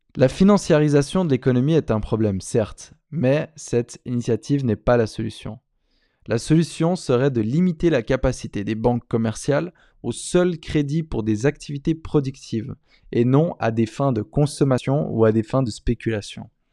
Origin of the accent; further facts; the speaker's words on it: Switzerland; moved away; mon pays d'origine en Suisse